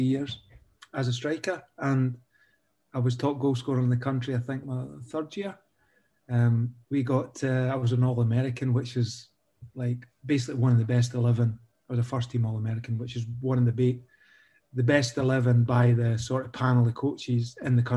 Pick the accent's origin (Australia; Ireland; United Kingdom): United Kingdom; Falkirk, Scotland; born or raised there